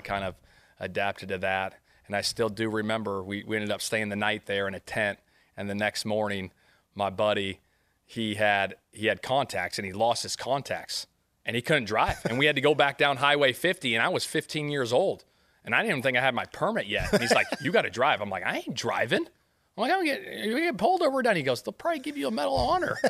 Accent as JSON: {"language": "English", "area": "outskirts of Sacramento", "region": "California", "country": "United States", "tie": "born or raised there", "moved": "as an adult", "lives_now": "Indianapolis, United States", "said": "I grew up on the outskirts of Sacramento, probably about forty-five minutes, um, I would say, east of Sac"}